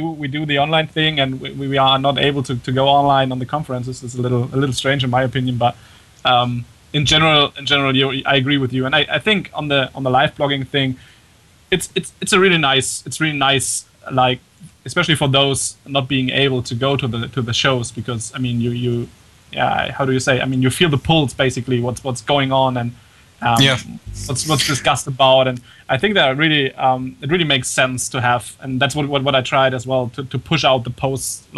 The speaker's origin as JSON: {"language": "English", "country": "Germany", "accent": "German", "second_language": "English", "said": "as you might hear from my very bad accent, actually I'm German."}